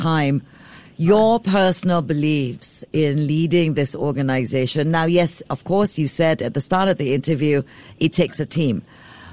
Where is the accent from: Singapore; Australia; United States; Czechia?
Singapore; I'm typical Singaporean